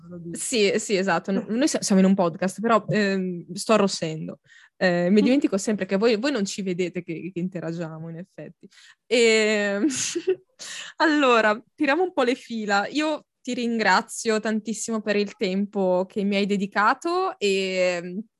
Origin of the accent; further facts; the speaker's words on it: Lombardy, Italy; io proprio anche i bisnonni, i trisnonni, tutti lombardi